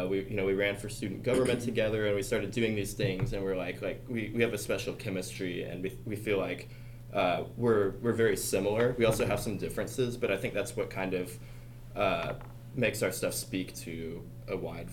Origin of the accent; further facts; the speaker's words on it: Dallas, Texas, United States; I'm just visiting you in Houston. I'm from the Dallas area.